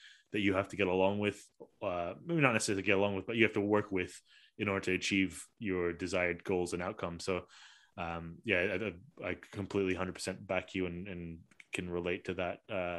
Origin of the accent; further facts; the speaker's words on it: Malaysia; you know, myself as a Malaysian, didn't even realize that there was a company like yours in Malaysia.